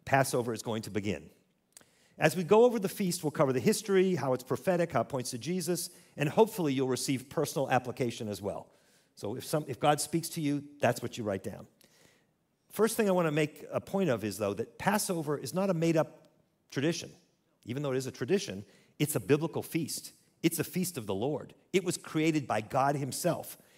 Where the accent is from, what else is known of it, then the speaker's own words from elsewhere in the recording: United States; Growing up in secular America, I went to Hebrew school.